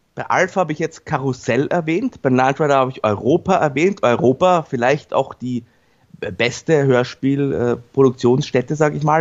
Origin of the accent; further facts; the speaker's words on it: Vienna, Austria; für mich als Wiener